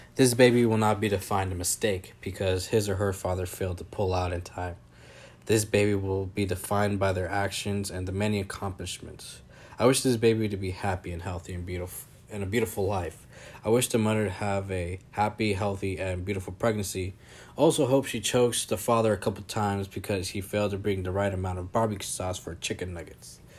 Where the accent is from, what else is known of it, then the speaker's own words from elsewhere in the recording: Napa, California, United States; moved away as an adult; I grew up in Napa